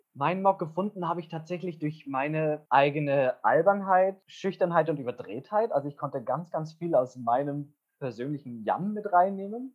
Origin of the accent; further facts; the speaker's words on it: Wunsiedel, Bavaria, Germany; moved away as an adult; also born or lived in Essen; ich komme aus Wunsiedel